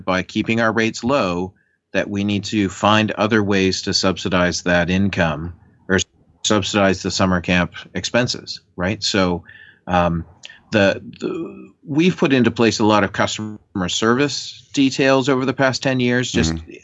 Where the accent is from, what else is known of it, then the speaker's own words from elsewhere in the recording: Canada; As a Canadian who lives by the border